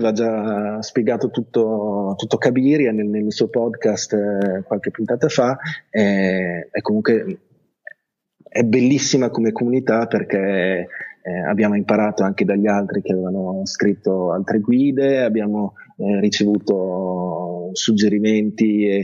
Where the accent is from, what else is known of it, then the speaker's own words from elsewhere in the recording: Italy; born there; io non sono veramente un madrelingua inglese, mio padre è inglese ma io sono nato in Italia, leggo tranquillamente in inglese, ma scrivere è, è un'altra cosa.